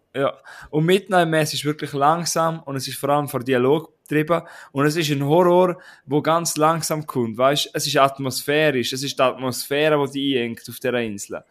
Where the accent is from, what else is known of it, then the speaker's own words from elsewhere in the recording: Switzerland; wir sind auch Schweizer